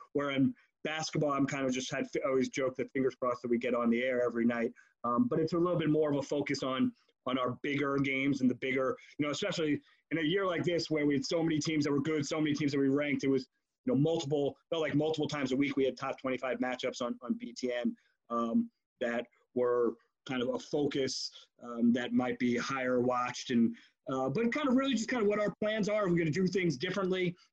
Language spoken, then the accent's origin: English; New York, United States; I I grew up in New York